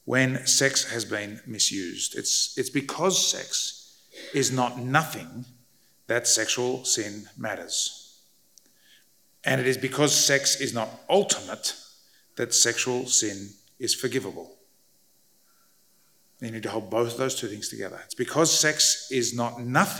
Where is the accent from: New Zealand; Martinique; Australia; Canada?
Australia; I grew up in Australia